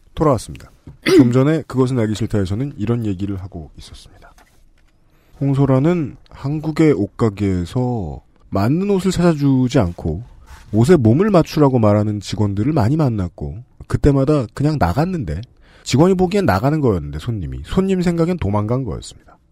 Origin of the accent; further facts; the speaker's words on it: South Korea; 제가 제 고향에서 학교를 다니는데 한강을 건너서 가야 했어요